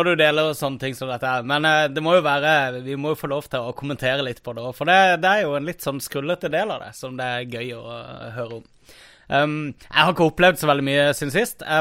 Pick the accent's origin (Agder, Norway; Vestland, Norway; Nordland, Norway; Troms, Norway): Agder, Norway; Kristiansand; moved away; vi var hjemme i Kristiansand.